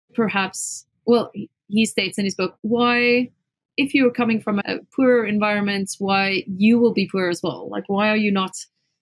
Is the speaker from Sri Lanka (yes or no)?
no; Springs, Gauteng, South Africa; So I come from a small town in South Africa. It's a really kind of like a mining town called Springs.